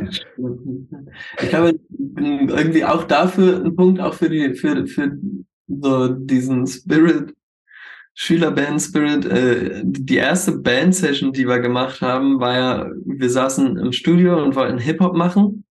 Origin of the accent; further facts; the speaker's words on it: Hildesheim, Lower Saxony, Germany; now in Hanover, Germany; wir kommen alle aus Hildesheim